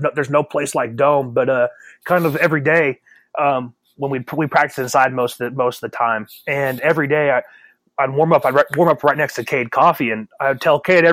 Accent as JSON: {"language": "English", "region": "West Coast", "country": "United States", "tie": "born or raised there", "said": "growing up on the West Coast as a kid"}